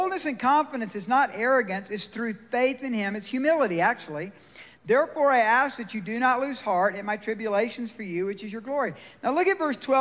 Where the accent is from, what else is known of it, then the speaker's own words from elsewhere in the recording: Georgia, United States; now in Colorado, United States; I'm from Georgia